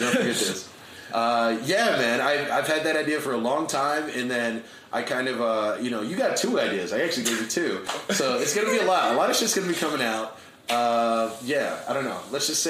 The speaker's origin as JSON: {"language": "English", "town": "Scotch Plains", "region": "New Jersey", "country": "United States", "tie": "born or raised there", "moved": "as an adult", "lives_now": "New York City, United States", "said": "I grew up in New Jersey. And I've lived in New York City for 12 years."}